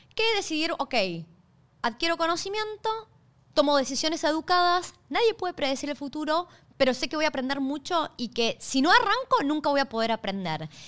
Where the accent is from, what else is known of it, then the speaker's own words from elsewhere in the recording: Argentina; moved away as an adult; now in Australia; yo soy originalmente de Argentina. Hace seis años, hoy se cumplen seis años desde que llegué a Australia